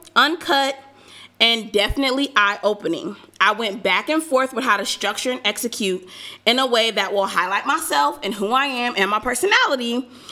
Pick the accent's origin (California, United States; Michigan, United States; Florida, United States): California, United States; Southern; moved away as an adult; also born or lived in Georgia; I am from Southern California